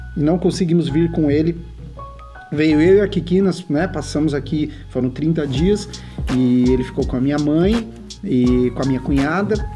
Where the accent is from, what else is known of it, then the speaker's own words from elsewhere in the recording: Brazil; moved away as an adult; now in United States; Brasil é minha, minha terra, é, eu tenho minhas coisas, minha escola, minha família toda